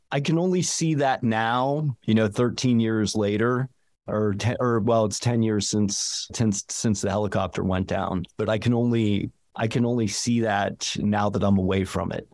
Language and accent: English; Ligonier, Pennsylvania, United States; moved away as an adult; also born or lived in Braddock, Pennsylvania / Florida / Vermont; now in Jackson Hole, United States; my folks moved us up to a rural environment about outs, about an hour outside of the city in the town called Ligonier